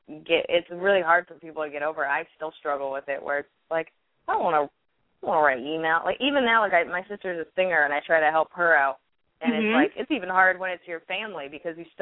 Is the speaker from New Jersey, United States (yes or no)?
yes; outside Princeton, central New Jersey, United States; now in New York, United States; I grew up in Jersey, like central Jersey, like right outside of Princeton.